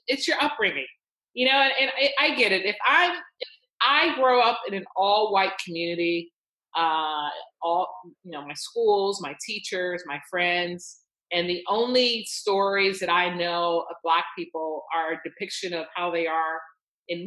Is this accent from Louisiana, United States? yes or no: no; Chicago, Illinois, United States; I grew up in Chicago